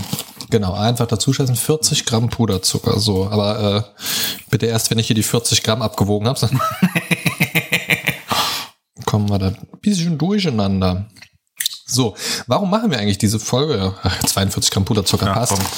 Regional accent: Germany; moved away; in meiner alten Heimat. Mhm. So Niedersachsen, Kassel, so, so mhm. die Ecke im weitesten Sinne

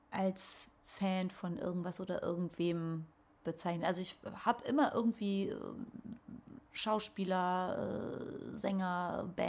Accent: Lünen, North Rhine-Westphalia, Germany; also in Lünen, da wo ich groß geworden bin, ist mir doch niemand abgestiegen

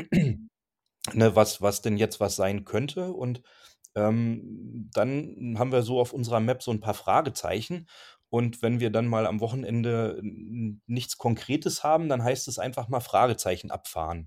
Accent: Germany; wir kommen halt aus der Vorharzer Gegend

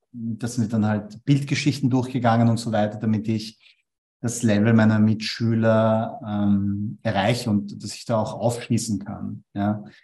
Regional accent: Vienna, Austria; Ich bin aber in Wien geboren und aufgewachsen

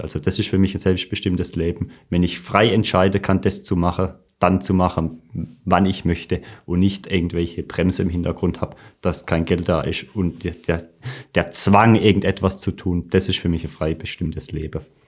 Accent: Birkenfeld, Baden-Württemberg, Germany; ich komme aus dem schönen Ort Birkenfeld in der Nähe von Pforzheim

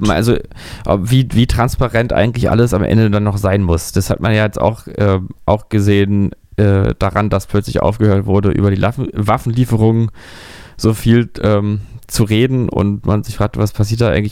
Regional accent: Berlin, Germany; ich bin ja, wie man weiß, Berliner. Ich bin ja hier in Berlin geboren

